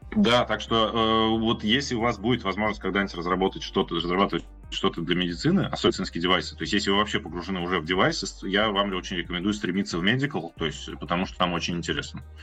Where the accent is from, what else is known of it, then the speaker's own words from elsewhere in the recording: Ulyanovsk, Ulyanovsk Oblast, Russia; я сам тут из Ульяновска